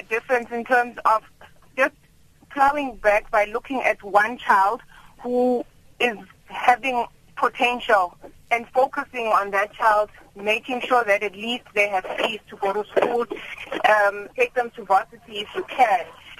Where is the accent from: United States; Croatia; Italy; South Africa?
South Africa; Mjindini, Mpumalanga; I come from Mjindini in Mpumalanga, and after my grandfather passed away, my dad encouraged us to go and stay with my grandmother in Gopisi, further down, closer to after Malelane.